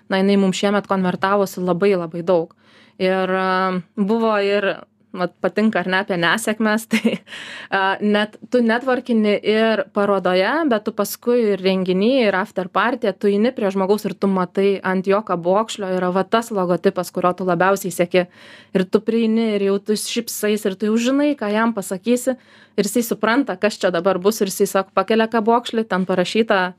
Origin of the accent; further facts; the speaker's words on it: Lithuania; mes lietuviai ar ne